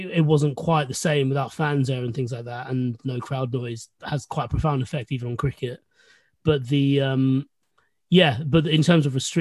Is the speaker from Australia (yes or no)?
no; London, United Kingdom; I was born in London. My parents moved over in 1984. I was born in 1986